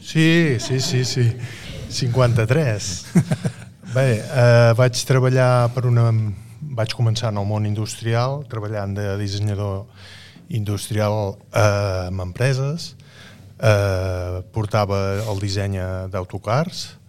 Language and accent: Catalan; La Cellera de Ter, Catalonia, Spain; jo sóc de la Cellera